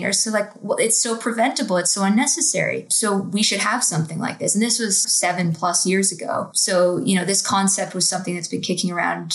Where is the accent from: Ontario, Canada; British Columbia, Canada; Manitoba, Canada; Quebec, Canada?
Ontario, Canada; Toronto; Growing up in Toronto